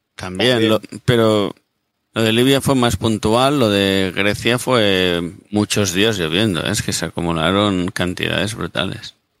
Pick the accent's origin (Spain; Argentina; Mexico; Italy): Spain; Catalonia; Yo soy catalán y a mí me han educado en Cataluña